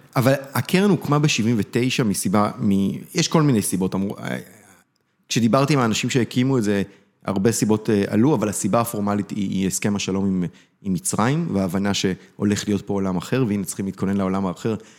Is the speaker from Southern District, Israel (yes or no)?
yes; Beersheba area, Southern District, Israel; ההורים שלי הגיעו לבאר שבע, אני נולדתי באזור. אה, גדלתי באזור